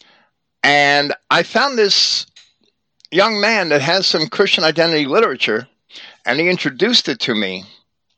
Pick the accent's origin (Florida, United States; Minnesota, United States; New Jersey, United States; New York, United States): New Jersey, United States; I was raised in New Jersey